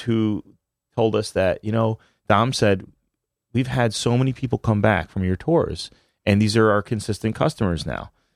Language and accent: English; New Haven, Connecticut, United States; growing up in New Haven